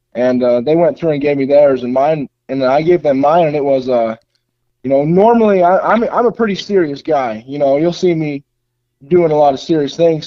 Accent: Utah, United States; that's my home state

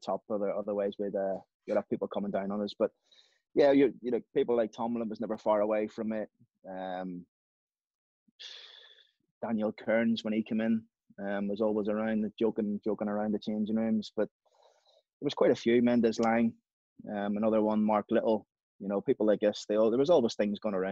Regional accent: Belfast, Northern Ireland, United Kingdom; born or raised there; moved away; also born or lived in England

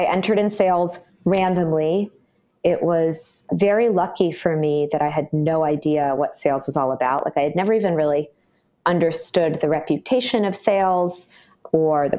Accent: Brookline, Massachusetts, United States; moved away as an adult; also born or lived in Philadelphia, Pennsylvania; now in San Francisco Bay Area, United States; I'm from Boston originally, a town called Brookline

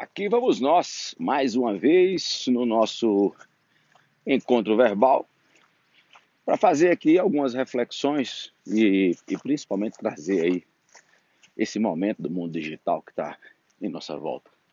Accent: Natal, Rio Grande do Norte, Brazil; moved away as an adult; now in Brasília, Brazil; na minha cidade natal, que por acaso se chama Natal, no Rio Grande do Norte, e eu vim para Brasília

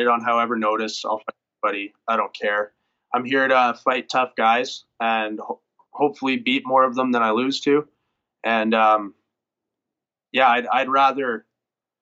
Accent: Bonnyville, Alberta, Canada; moved away; also born or lived in Edmonton; I want to represent my hometown really well. Bonneville, it's just a town of 7,000 where I grew up

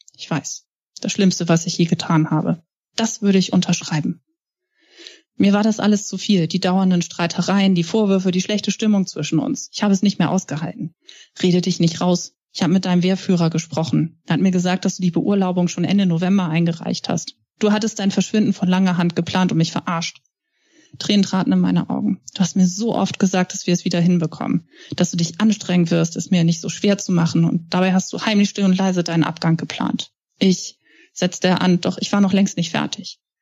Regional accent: Hamburg, Germany; Ich bin Hamburgerin

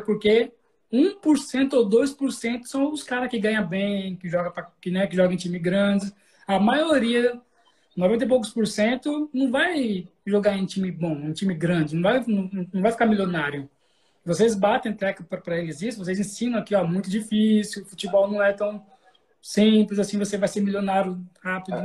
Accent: Cuiabá, Mato Grosso, Brazil; eu sou, eu sou de Cuiabá, certo? Mato Grosso

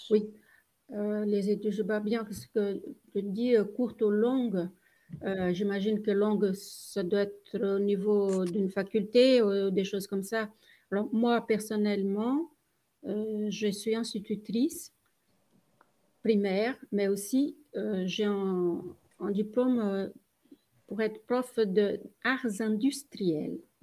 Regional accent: Brazil; moved away; je suis brésilienne.

